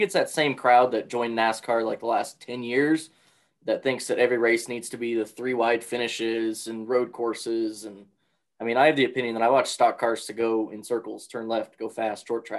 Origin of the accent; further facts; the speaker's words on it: Wyoming, United States; I grew up in Wyoming and I still live here.